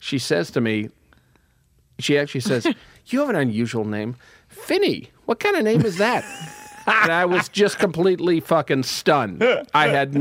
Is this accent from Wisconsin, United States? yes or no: yes; Shorewood, Wisconsin, United States; I was from Shorewood.